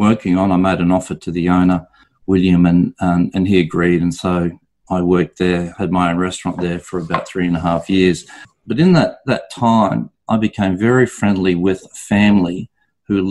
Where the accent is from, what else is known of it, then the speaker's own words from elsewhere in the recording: Brisbane, Queensland, Australia; also born or lived in London, United Kingdom / Noosa, Australia; I'm from Brisbane originally, did my apprenticeship here in Brisbane